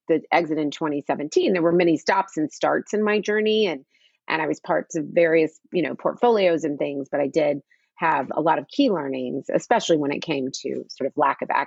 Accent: United States; my whole life growing up in the United States

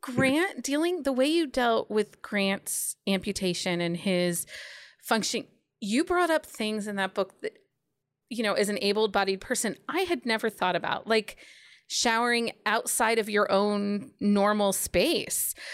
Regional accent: Philadelphia, Pennsylvania, United States; now in Ohio, United States; I was born in Philly

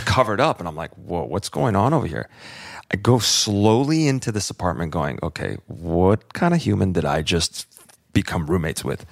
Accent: California, United States; moved away as an adult; also born or lived in Chicago / Florida / New York; I grew up in California

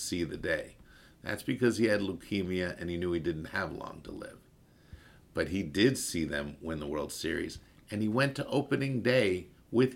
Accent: Baltimore, Maryland, United States; moved away; a kid like anybody else in Baltimore loving the Orioles

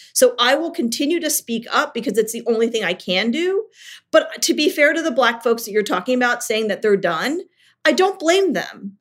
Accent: Richmond, Virginia, United States; I moved to my hometown of Richmond, Virginia

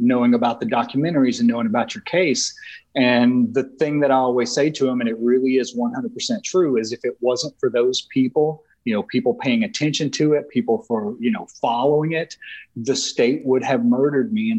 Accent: the South, United States; now in New Orleans, United States; growing up in the South

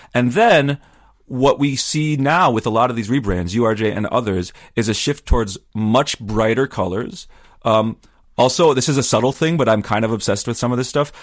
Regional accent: Wisconsin, United States; I grew up in Wisconsin where there's lots of Lutherans

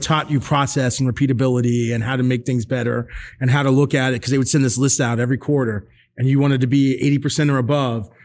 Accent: Northern Virginia, United States; moved away as an adult; also born or lived in Illinois / Maryland; I grew up in Northern Virginia

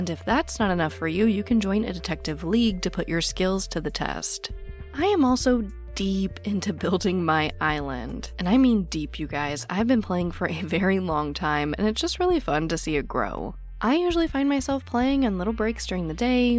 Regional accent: Phoenix, Arizona, United States; I was born and raised in Phoenix, Arizona, which touches Glendale

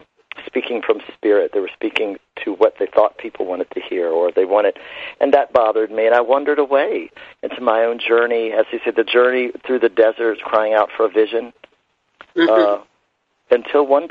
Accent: Shenandoah Valley, Virginia, United States; was born actually in the Shenandoah Valley. I'm an Appalachian boy of Southern roots and Appalachian cultural heritage

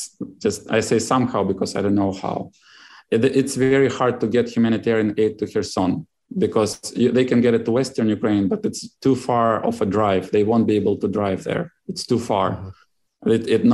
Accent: Uzbekistan; born there; No, I was born in Uzbekistan.

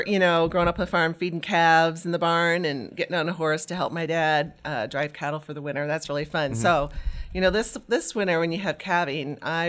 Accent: Meade, Nebraska, United States; and I grew up in Meade, Nebraska on a farm.

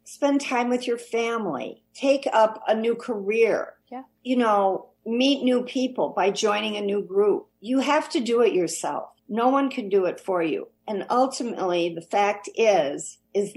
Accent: Kankakee, Illinois, United States; growing up in Kankakee by the sea

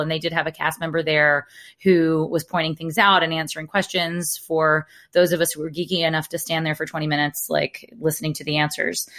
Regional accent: Alabama, United States; accent: Alabama; I grew up in Alabama where we have a town called Lafayette

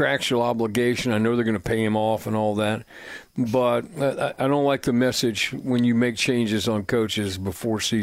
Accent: Plainfield, Indiana, United States; now in Franklin, United States; I'm fortunate to live in Franklin, and I grew up in Plainfield

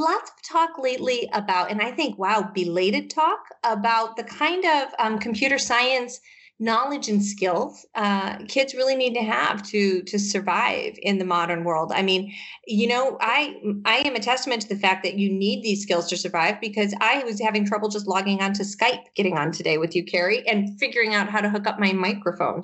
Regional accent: Michigan, United States; now in Massachusetts, United States; I grew up in Michigan

